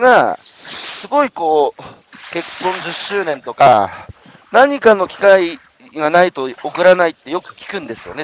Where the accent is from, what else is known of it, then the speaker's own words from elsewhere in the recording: Iwate, Japan; 僕、岩手ですけど、あの岩手のど田舎